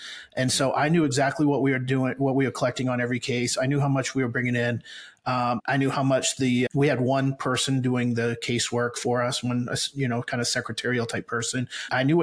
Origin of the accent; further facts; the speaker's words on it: Maine, United States; moved away as an adult; now in Brandon, United States; I grew up in Maine